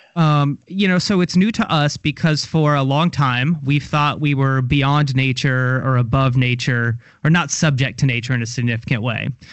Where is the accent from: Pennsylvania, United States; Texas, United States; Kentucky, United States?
Kentucky, United States; Louisville; now in Tallahassee, United States; I'm from Kentucky, from Louisville. I saw the end of the manufacturing era